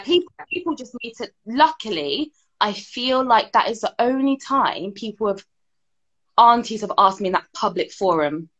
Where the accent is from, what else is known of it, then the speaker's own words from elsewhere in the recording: United Kingdom; My mum was born here. Mm-hmm. Um, I was born here